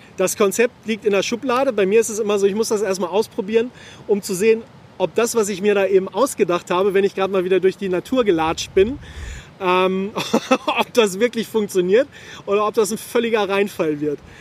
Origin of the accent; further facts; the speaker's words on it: Hameln, Lower Saxony, Germany; in meiner Heimat in Hameln